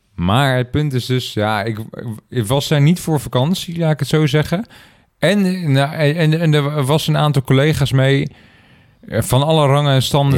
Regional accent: Netherlands; als Nederlander

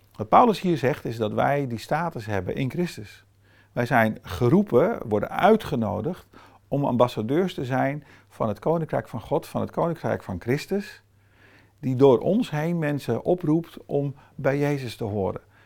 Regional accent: Brazil; now in Netherlands; Met mijn eh, toch semi-allochtone achtergrond, opgegroeid in Brazilië

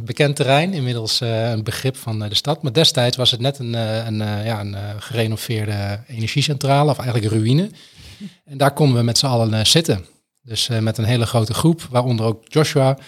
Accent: Twente, Overijssel, Netherlands; moved away as an adult; now in Groningen, Netherlands; ik kom uit Twente en ik ben hier naar Groningen gegaan voor de studie

